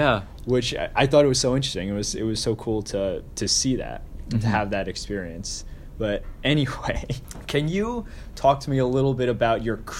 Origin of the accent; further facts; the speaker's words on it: Long Island, New York, United States; moved away; I'm also from Long Island.